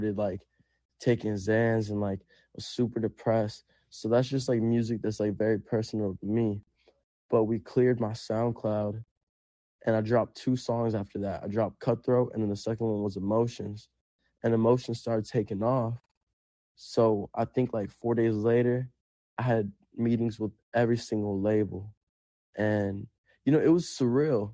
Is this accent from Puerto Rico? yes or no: yes; Puerto Rico; first language Spanish; English is a second language; now in Los Angeles, United States; I grew up in Puerto Rico. Like, we were homeless.